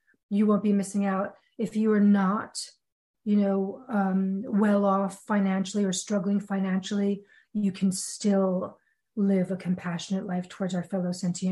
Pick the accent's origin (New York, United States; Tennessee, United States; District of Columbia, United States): New York, United States; I'm a New Yorker